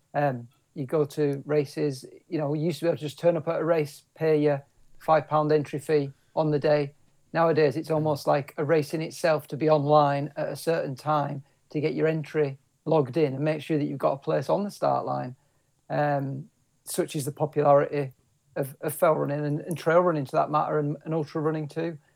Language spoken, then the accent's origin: English; Kendal, North West England, United Kingdom; I was born and bred in the Lake District, so I was born in Kendal